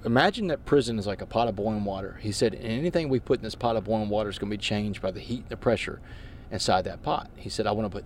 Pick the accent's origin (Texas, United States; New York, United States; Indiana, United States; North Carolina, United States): Texas, United States; Port Arthur; moved away as an adult; also born or lived in Washington, D.C.; I grew up in Port Arthur, man. I grew up playing street basketball on the west side